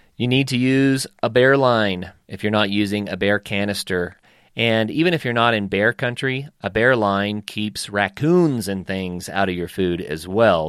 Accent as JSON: {"language": "English", "region": "northeastern Oklahoma", "country": "United States", "tie": "born or raised there", "said": "every hour that I could in the woods growing up in Oklahoma"}